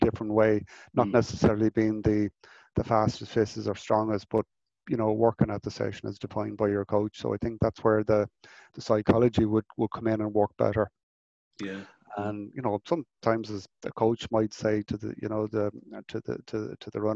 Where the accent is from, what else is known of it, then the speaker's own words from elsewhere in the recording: Mayo, Connacht, Ireland; moved away; I'm originally from Mayo